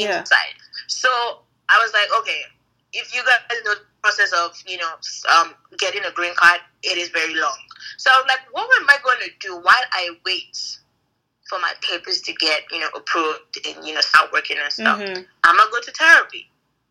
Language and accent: English; Nigeria; from Nigeria, married to this man